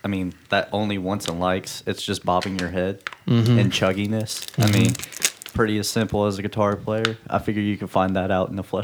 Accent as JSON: {"language": "English", "town": "Evansville", "region": "Indiana", "country": "United States", "said": "I'm also from Evansville and the east side as well."}